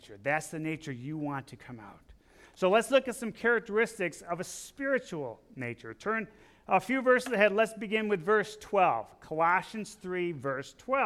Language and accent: English; Illinois, United States; I'm from Illinois